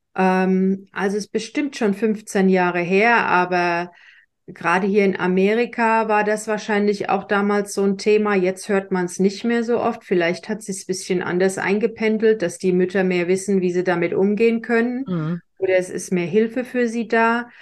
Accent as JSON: {"language": "German", "country": "Germany", "tie": "born or raised there", "said": "ich bin in Deutschland groß geworden, katholisch"}